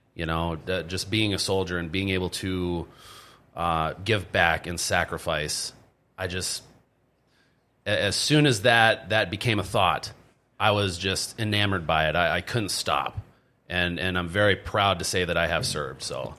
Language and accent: English; Stroudsburg, Pennsylvania, United States; moved away as an adult; also born or lived in Minnesota; I ended up moving to Pennsylvania, and then that's where I grew up